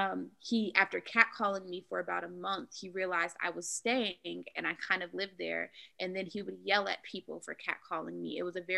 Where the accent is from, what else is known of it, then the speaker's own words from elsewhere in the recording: United States; I'm American and I can't tell you where in Africa I'm from.